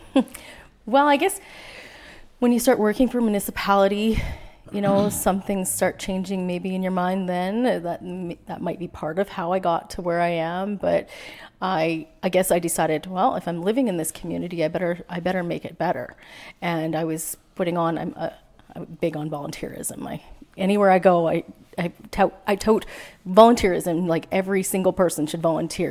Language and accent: English; Prince George, British Columbia, Canada; moved away as an adult; also born or lived in North Vancouver / Fraser Lake; we went to. Uh, Prince George. I lived here most of my life